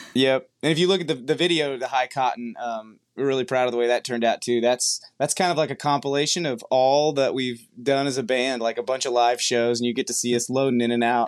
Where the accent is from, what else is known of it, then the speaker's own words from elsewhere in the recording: Brazosport area, Gulf Coast, Texas, United States; also born or lived in New Jersey; we both grew up we spent we spent all of our childhood in uh, down on the uh, Gulf Coast, so the Brazosport area